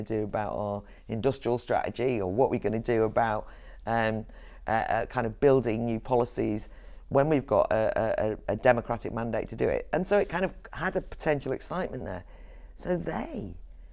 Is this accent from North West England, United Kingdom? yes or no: no; Wales, United Kingdom; moved away; I'm from Wales originally, but I'm also from an Irish background